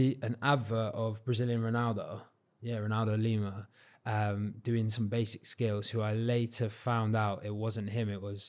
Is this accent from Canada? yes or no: no; South West England, United Kingdom; now in England; So when I go back down, because I don't have a Cornish accent, they're like looking at me.